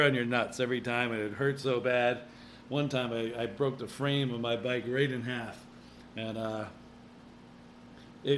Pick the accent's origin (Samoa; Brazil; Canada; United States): United States; Connecticut; growing up in Connecticut, there's a lot of hills